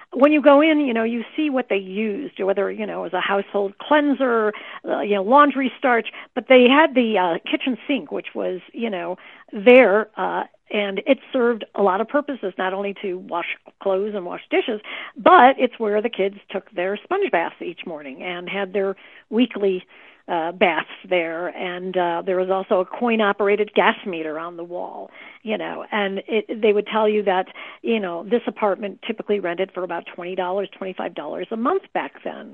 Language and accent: English; Chicago, Illinois, United States; I was raised in the Chicago area